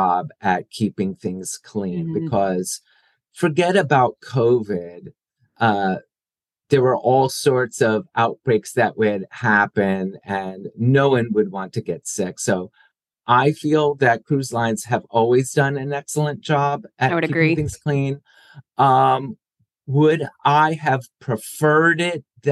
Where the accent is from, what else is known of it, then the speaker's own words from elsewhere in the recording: New Jersey, United States; I grew up in South Jersey